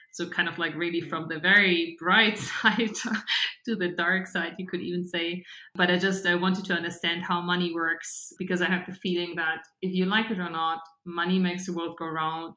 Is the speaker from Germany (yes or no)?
yes; Regensburg, Bavaria, Germany; now in Munich, Germany; I grew up in Bavaria, um, so in the southern part of Germany, and about like an hour away from from Munich in a town called Regensburg